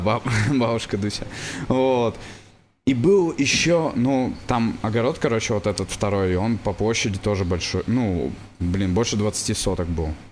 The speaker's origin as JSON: {"language": "Russian", "town": "Yaroslavl", "region": "Yaroslavl Oblast", "country": "Russia", "tie": "born or raised there", "said": "я вырос в Ярославле"}